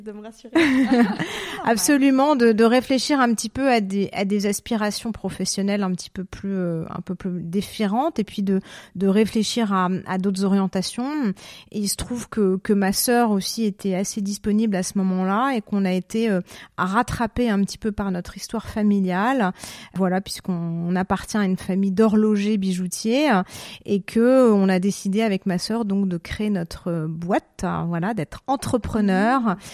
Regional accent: Paris, Île-de-France, France; moved away as an adult; now in Zurich, Switzerland; Je suis parisienne, hein, voilà, je suis arrivée en Suisse en 2016

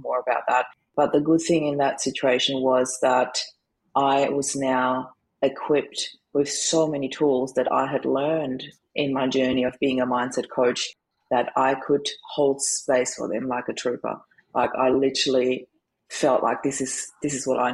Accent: Austria; moved away as an adult; now in Australia; I'm originally from Austria. I always put that up front because people always wonder about my accent. Was born in Austria, moved to Australia in 2004

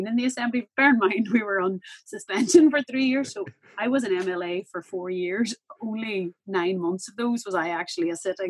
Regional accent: Northern Ireland, United Kingdom; I grew up in, born in the Republic of Ireland, but I grew up in Northern Ireland. There's big aspects of the UK and Britain that are a big part of my identity

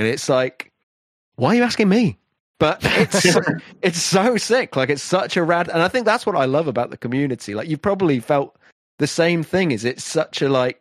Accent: Wales, United Kingdom; I'm Welsh

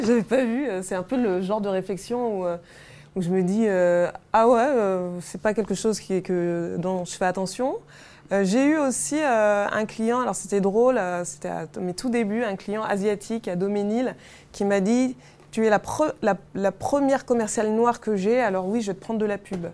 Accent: Paris, Île-de-France, France; je suis une Parisienne

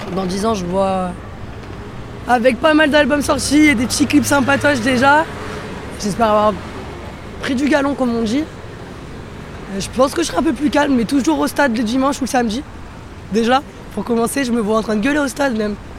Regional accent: Marseille, Provence-Alpes-Côte d'Azur, France; moved away; j'ai grandi à Marseille, après j'ai beaucoup bougé

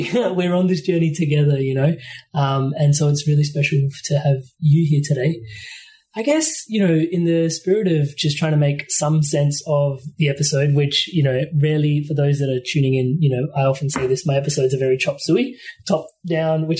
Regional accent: India; As an Indian that grew up in a kitchen

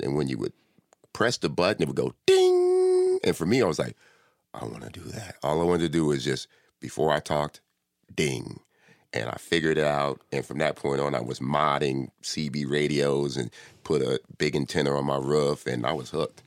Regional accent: Compton, California, United States; also born or lived in Inglewood; I was born and raised in Compton

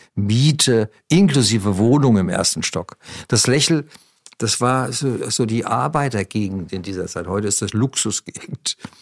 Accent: Wiesbaden, Hesse, Germany; moved away; also born or lived in Munich; ich, bin bereit, mit der Ente nach Wiesbaden zu ziehen, in meine Heimatstadt

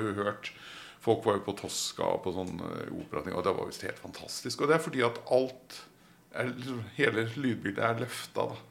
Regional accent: Oslo, Norway; moved away; Jeg er jo fra Marienlyst i Oslo

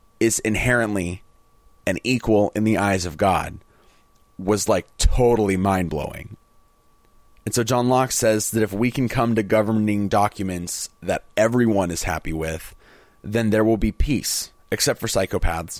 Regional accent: United States; as an American

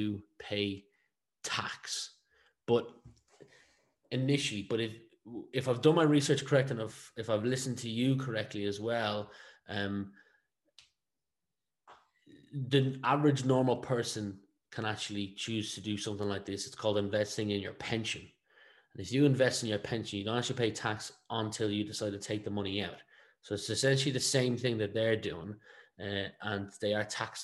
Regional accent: Ireland; we are an English-speaking country, one of two, but we are only one of one in the European Union

